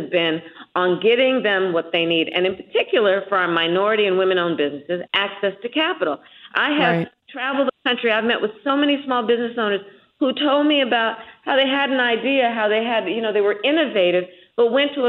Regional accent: California, United States; my home state of California

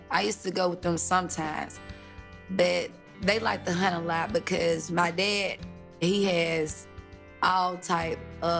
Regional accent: Forest, Mississippi, United States; We was raised in Forest, Mississippi. It's a small country town, very quiet.

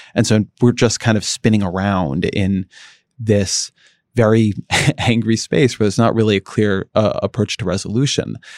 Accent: outside Los Angeles, California, United States; I grew up outside of L

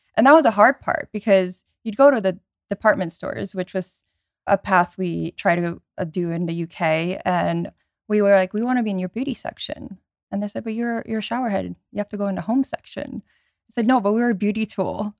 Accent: around New York, United States; I grew up around New York

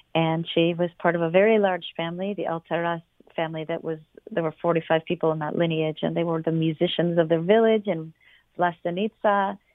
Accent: London, Ontario, Canada; moved away; I was born in London. My family is still in London.

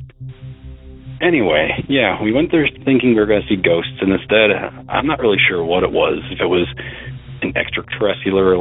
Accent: Illinois, United States; I'm from Illinois

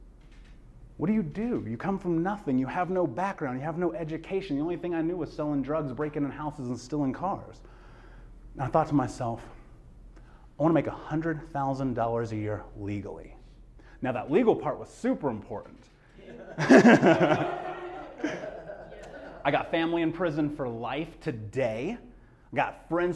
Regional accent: Indianapolis, Indiana, United States; I grew up in Indianapolis, grew up in America

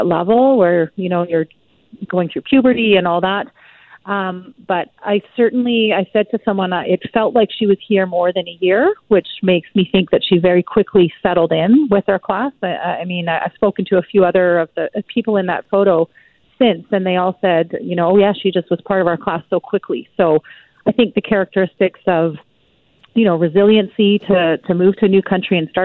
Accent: Burnaby, British Columbia, Canada; growing up in Burnaby

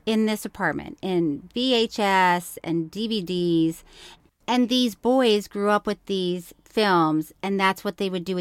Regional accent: Florida, United States; I grew up with, in Florida

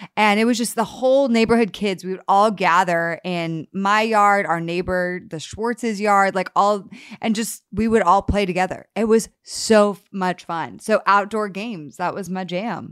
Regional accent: Connecticut, United States; I grew up in Connecticut

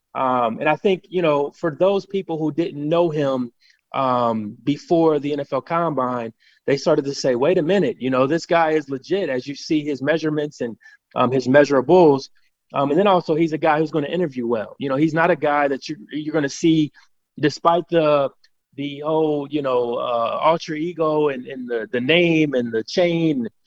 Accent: Cincinnati, Ohio, United States; I'm born and raised in Cincinnati, Ohio

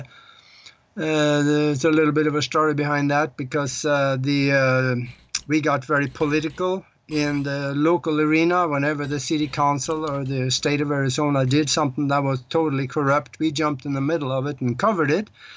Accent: Norway; moved away as an adult; also born or lived in Minneapolis, United States; now in Tucson, United States; I'm living in the United States now, but I was born and raised in Europe, in Northern Europe, in Norway. I was born on a farm over there

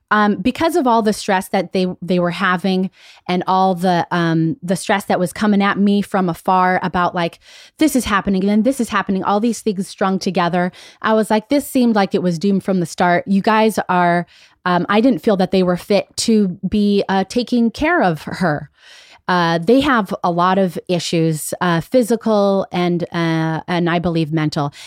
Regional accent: Las Vegas, Nevada, United States; moved away; also born or lived in Chicago; I've been away from Vegas for so long, that's where I, I grew up

